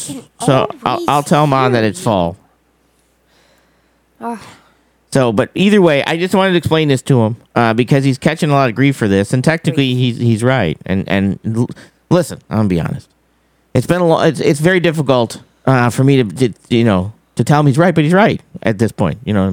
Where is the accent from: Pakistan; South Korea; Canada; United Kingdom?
Canada; They're saying our signal's weak because we're from Canada.